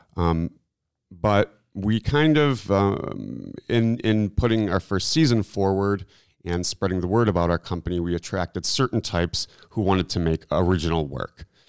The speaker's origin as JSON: {"language": "English", "town": "Milwaukee", "region": "Wisconsin", "country": "United States", "moved": "as an adult", "said": "I'm from Milwaukee, and so it was kind of a landing ground for me"}